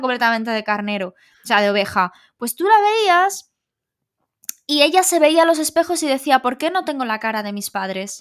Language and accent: Spanish; Galicia, Spain; somos gallegos